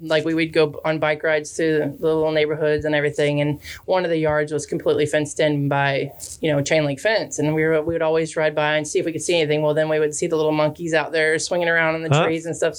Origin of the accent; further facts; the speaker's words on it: Gibsonton, Florida, United States; I grew up in Gibsonton, which some people don't know where that's at, but it's just south of Brandon and a little small town. Not a lot going on there, but that's where I'm from.